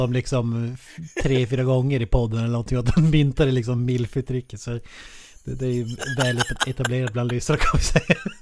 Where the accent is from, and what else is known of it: Norrland, Sweden